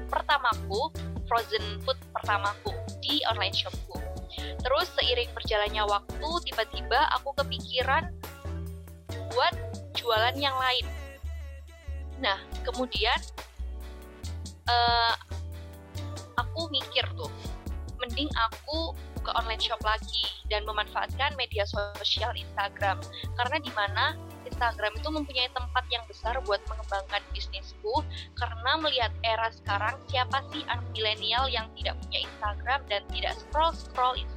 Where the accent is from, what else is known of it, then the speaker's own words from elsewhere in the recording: Sidoarjo, East Java, Indonesia; Aku merupakan seorang Ristas air langga angkatan 2018. Asalku dari Sidoarjo.